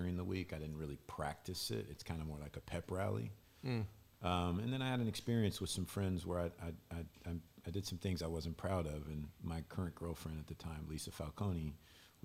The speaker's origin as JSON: {"language": "English", "town": "Louisville", "region": "Kentucky", "country": "United States", "tie": "born or raised there", "said": "I grew up in Baptist Church in Louisville, Kentucky."}